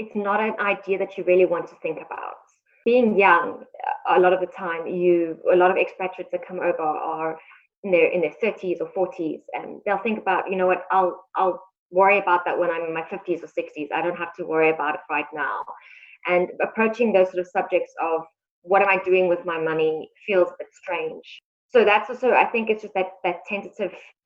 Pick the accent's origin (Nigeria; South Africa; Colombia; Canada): South Africa; moved away as an adult; now in Shanghai, China; I'm actually from South Africa. I moved over here about 8 months ago.